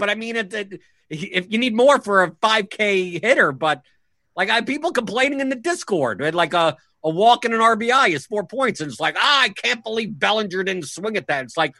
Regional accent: New York, United States; moved away; because I was from New York.

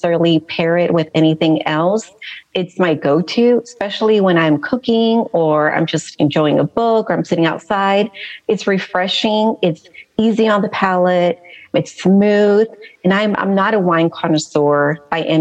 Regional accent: Tijuana, Baja California, Mexico; first language Spanish; English is a second language; moved away as an adult; also born or lived in Los Angeles, California / San Diego, California; now in Texas, United States; I was born in Los Angeles. And when I turned 4, my mom decided to relocate us to Tijuana, Mexico. And I lived there till I was about 18 years old.

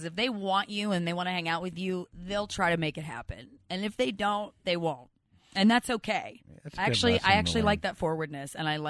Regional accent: Philadelphia, Pennsylvania, United States; I'm from Philly.

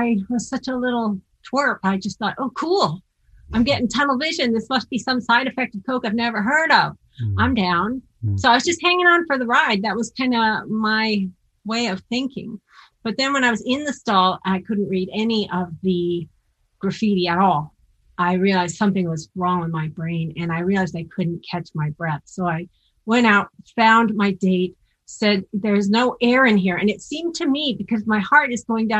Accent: Seattle, Washington, United States; I'm from Seattle and I grew up in the Pacific Northwest

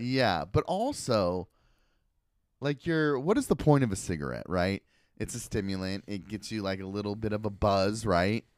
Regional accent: Portland, Oregon, United States; I grew up in Southeast Portland

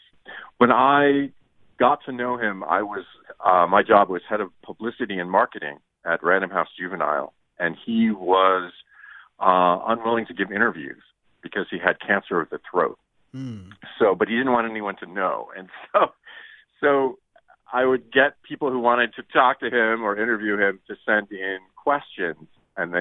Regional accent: Ann Arbor, Michigan, United States; I grew up in the Midwest, in Ann Arbor

